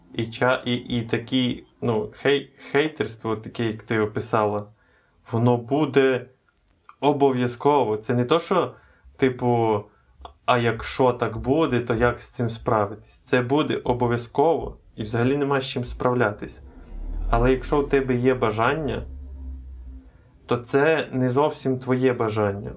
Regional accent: Ukraine; Ми з України.

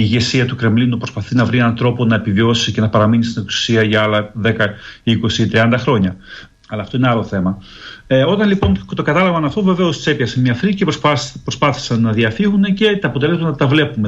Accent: Greece; now in Ukraine; ως Έλληνας που ζει στην Ουκρανία

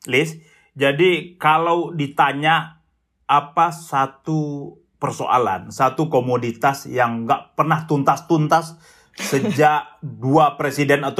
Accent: West Sumatra, Indonesia; Sebagai orang Minang, jadi momen-momen uh, memasak yang besar itu adalah sebelum puasa dan sebelum Idul Fitri.

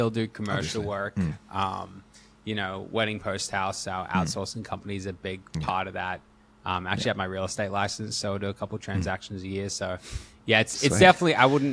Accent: Australia; also born or lived in Hawaii; I'm an Aussie, so slowly, hopefully, you'll hear a bit of my accent.

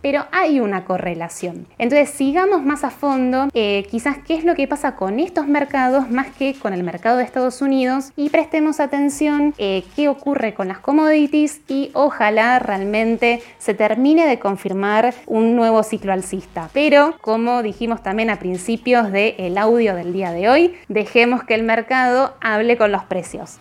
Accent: Argentina; como argentinos

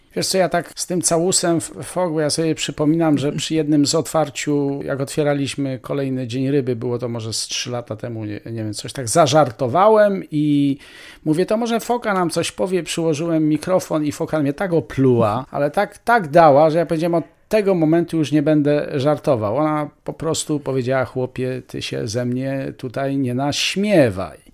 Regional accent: Polish highlands, Poland; ja jestem góralem z dziada, pradziada.

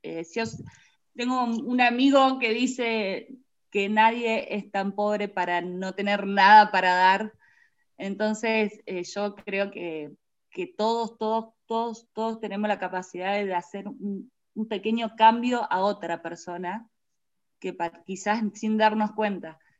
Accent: Reconquista, Santa Fe, Argentina; nosotros somos de Reconquista Santa Fe

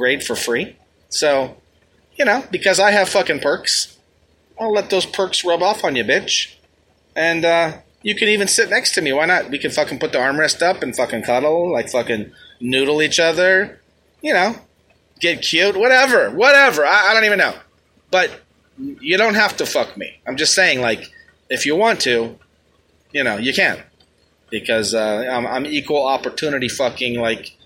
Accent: New York City, New York, United States; I hail from the Bronx

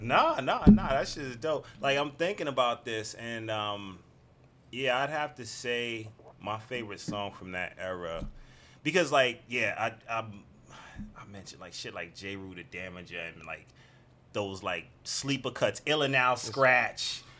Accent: New York City, New York, United States; growing up in the Bronx at that time

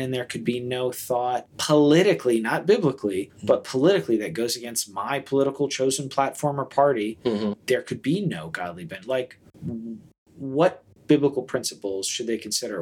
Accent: United States; as American Christians who feel very fondly and patriotically about our citizenship and our country

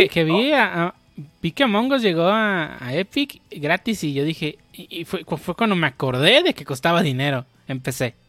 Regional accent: Mexico; estoy pensando como mexicano

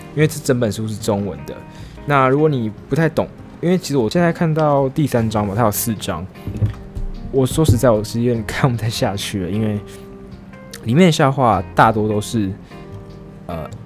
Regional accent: Taiwan; 像是我们台湾人

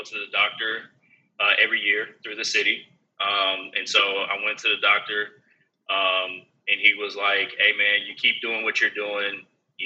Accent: Houston, Texas, United States; born or raised there; also born or lived in Denver, Colorado / California / Georgia

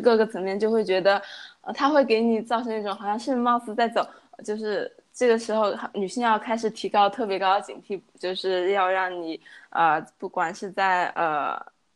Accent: China; moved away as an adult; also born or lived in Chengdu; now in Chongqing, China; 小时候在乡下长大嘛，然后 呃，就跟着从初中、高中到上，因为我没有上过本科，然后是读的专科，然后就是基本上从小镇到县城再到，呃，成都，然后之后在成都，呃，有了第一份工，呃，大概工作了三年，是在一个外企当一个文员

